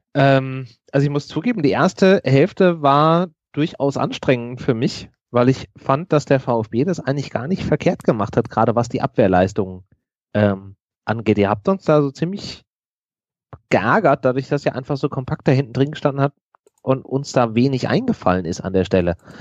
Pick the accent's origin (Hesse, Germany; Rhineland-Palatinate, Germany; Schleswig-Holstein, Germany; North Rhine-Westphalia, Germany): Hesse, Germany; Frankfurt; Ich bin gebürtiger Frankfurter, ich äh, bin da in der Nähe aufgewachsen